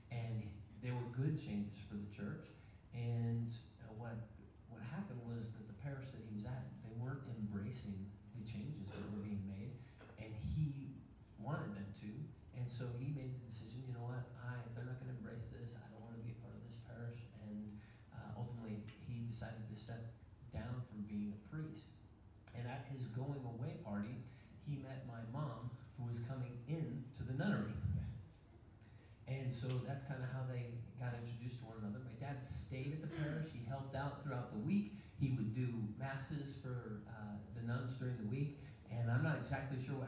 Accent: Woodland Park, Colorado, United States; I grew up kindergarten through high school, graduation, in the same school, in the same town, a small town

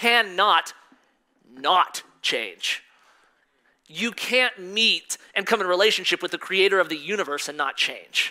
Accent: Colorado, United States; also born or lived in Missouri; I was born in Missouri. And right after I was born, we moved to Colorado. So I'm pretty much raised in Colorado my whole life.

